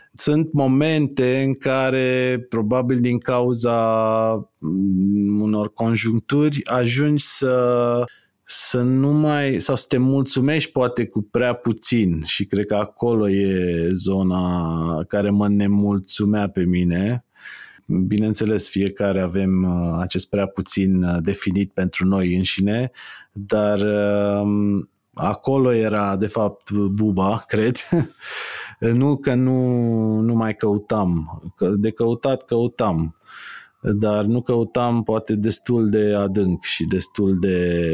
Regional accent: Târgoviște, Dâmbovița County, Romania; Eu stăteam în, în Târgoviște, sunt din Târgoviște și am crescut în Târgoviște

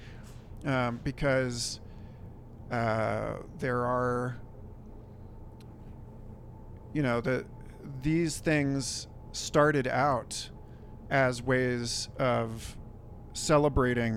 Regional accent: Kansas City, United States; now in Santa Fe, United States; I'm from Kansas City

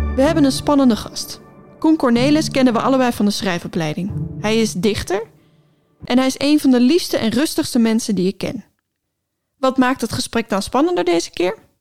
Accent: Friesland, Netherlands; Ik ben geboren in Friesland, maar ik kan niet echt Fries.

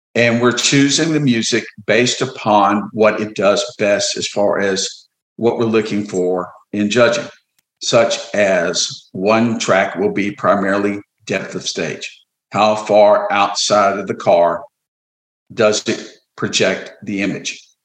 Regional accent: Orange, Texas, United States; I grew up in Orange, which is like 15 miles away

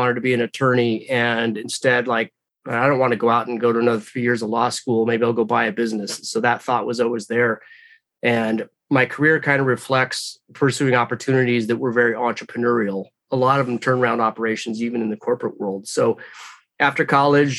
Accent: Redmond, Washington, United States; a smaller one came open in my hometown.

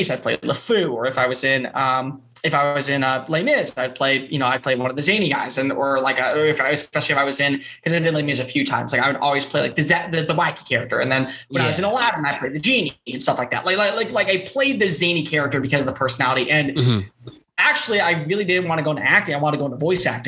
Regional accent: Houston, Texas, United States; also born or lived in Tuscaloosa, Alabama / New York City; growing up in Texas, you know, one of the biggest things is that football is freaking life down here

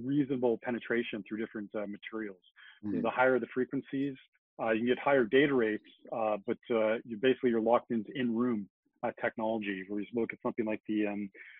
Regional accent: Canada; we see our Zs in Canada

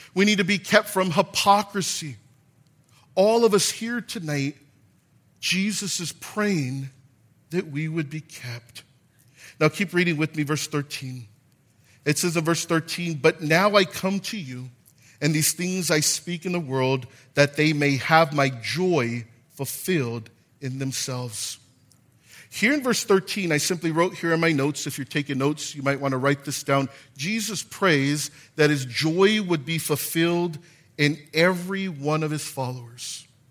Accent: Gardena, California, United States; I'm from Gardena.

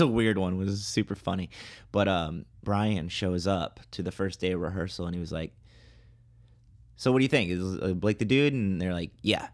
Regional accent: Toledo, Ohio, United States; moved away; my hometown, Toledo, Ohio

